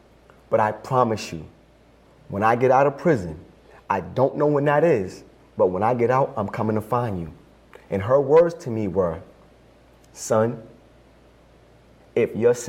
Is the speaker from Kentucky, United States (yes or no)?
no; Brockton, Massachusetts, United States; I grew up in Brockton around wonderful Cape Verdean people.